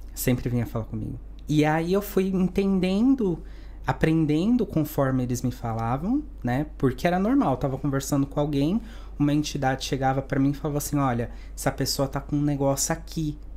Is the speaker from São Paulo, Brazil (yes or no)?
yes; Santos, São Paulo, Brazil; moved away as an adult; now in Spain; Eu sou de Santos, uma cidade pequena em São Paulo, é, de Neymar e Pelé